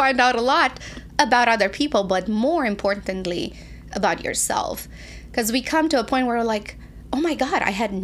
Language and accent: English; Romania; moved away as an adult; now in United States; I moved when I was 20 from Romania.